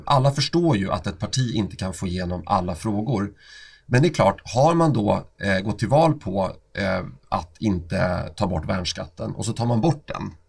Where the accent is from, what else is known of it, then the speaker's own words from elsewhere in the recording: Stockholm, Stockholm County, Sweden; jag är uppväxt i Oscars församling på Östermalm